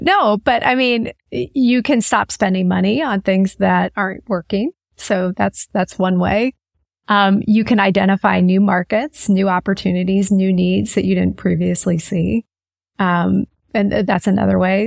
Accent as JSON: {"language": "English", "town": "Manhattan", "region": "Kansas", "country": "United States", "tie": "born or raised there", "also_born_or_lived": "Lawrence, Kansas", "said": "So I grew up in Kansas, actually in a small town called Manhattan, Kansas."}